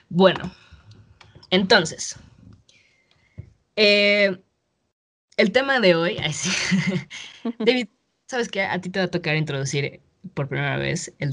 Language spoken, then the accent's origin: Spanish; Mexico; me acuerdo de los primeros días que sabía que había llegado como una mexicana nueva